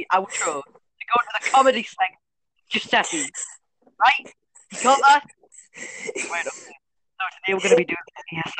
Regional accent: Newcastle upon Tyne, North East England, United Kingdom; we're from Newcastle

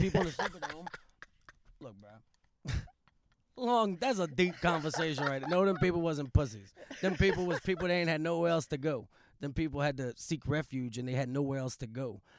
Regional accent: Buras, Louisiana, United States; accent: Southern; moved away as an adult; also born or lived in Thibodaux, Louisiana / New Iberia, Louisiana / New Orleans, Louisiana; now in California, United States; I'm from Burris, Louisiana, which is a small town an hour south of New Orleans. So, like, Louisiana looks like a boot. I'm from the very tip of the big toe of the boot.

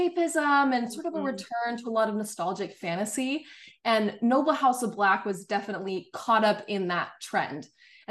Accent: Salt Lake City, Utah, United States; I am from Salt Lake City, Utah, born and raised

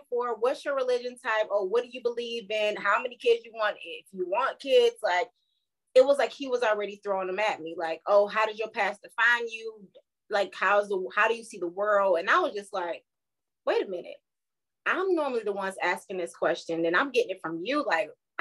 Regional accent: Savannah, Georgia, United States; moved away as an adult; also born or lived in South Carolina / North Carolina; now in Charlotte, United States; Growing up in Savannah, Georgia

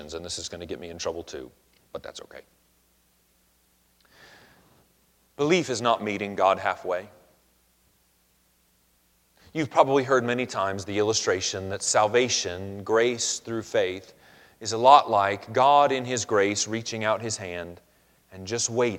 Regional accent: Georgia, United States; also born or lived in Lineville; as a kid growing up in Georgia

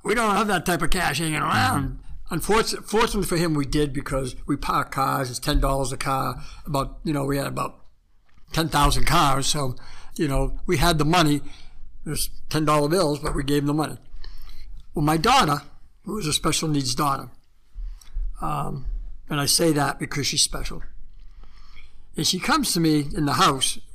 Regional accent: the East, East Coast, United States; moved away as an adult; also born or lived in California; I was from the East

